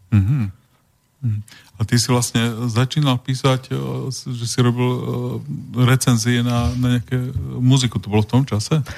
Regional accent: Prešov, Prešov Region, Slovakia; ja som, ja som z Prešova.

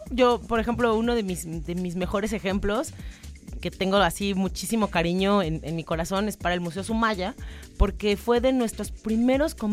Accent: Mexico; eso que, que es como tan, tan nuestro ADN como mexicana

